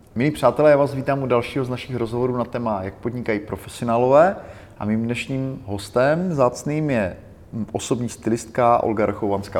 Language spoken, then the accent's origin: Czech; Czechia; my jako Češi